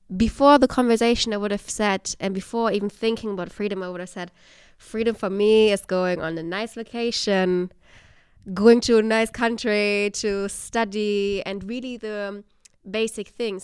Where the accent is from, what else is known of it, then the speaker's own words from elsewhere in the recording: Germany; moved away as an adult; now in Netherlands; growing up in Germany